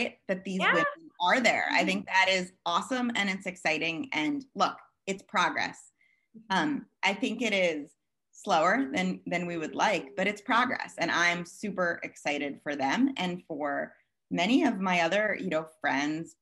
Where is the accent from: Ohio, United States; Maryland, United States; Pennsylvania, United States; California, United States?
Maryland, United States; moved away as an adult; also born or lived in Hoboken; I grew up here in Maryland, where I am back again.